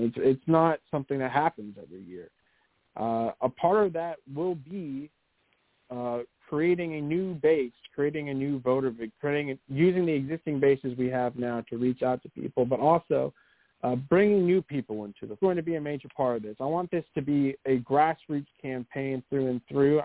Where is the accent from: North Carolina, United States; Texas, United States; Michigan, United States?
Texas, United States; East; I'm born and raised in East Texas